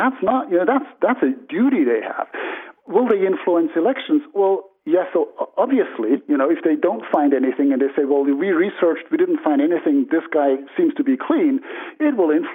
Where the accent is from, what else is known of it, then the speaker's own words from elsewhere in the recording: Switzerland; I'm from a democratic country, Switzerland